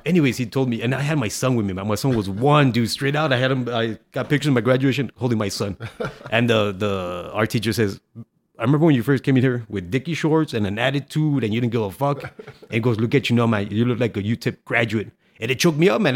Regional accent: El Paso, Texas, United States; also born or lived in Ciudad Juárez, Mexico; we came from Juarez to El Paso when I was three, so I knew some English

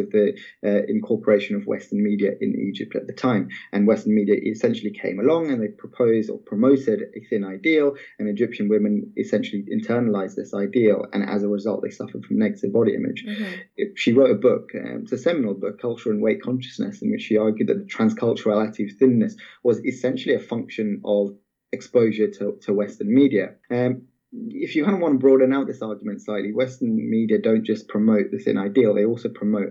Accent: Malaysia; I remember growing up in Malaysia at the time

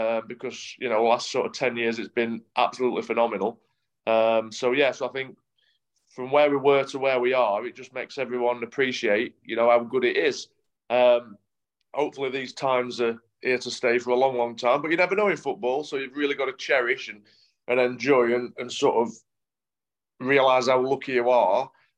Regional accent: Yorkshire and the Humber, United Kingdom; accent: Yorkshire; they always think I'm from Manchester. Because that's where I sort of broke into the team as a young lad, and yeah, it's only, I think, my Yorkshire accent that sort of gives it away.

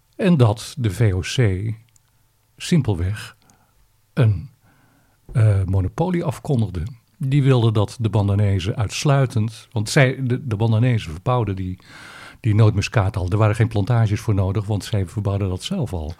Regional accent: Netherlands; als Nederlanders

